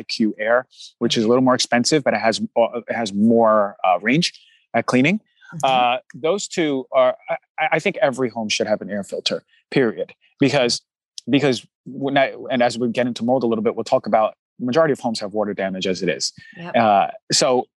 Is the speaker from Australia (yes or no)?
no; New Jersey, United States; I'm from New Jersey